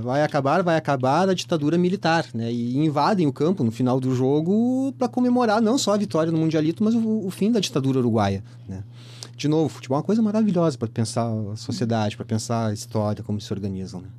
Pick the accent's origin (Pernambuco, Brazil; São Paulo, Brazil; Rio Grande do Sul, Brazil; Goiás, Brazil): Rio Grande do Sul, Brazil; Porto Alegre; Eu me criei em Porto Alegre